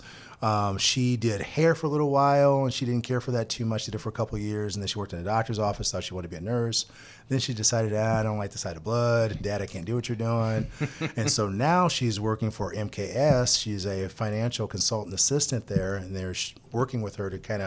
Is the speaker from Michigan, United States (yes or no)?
no; Toledo, Ohio, United States; moved away as an adult; now in Indiana, United States; I'm originally from Toledo, Ohio. Had a football scholarship to Ball State from Ohio. I was all-state football there in high school